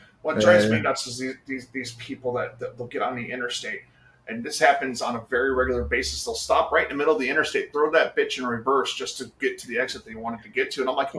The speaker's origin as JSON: {"language": "English", "region": "Minnesota", "country": "United States", "said": "I'm from Minnesota. When we go to the Lutheran church on Fridays for the green jello."}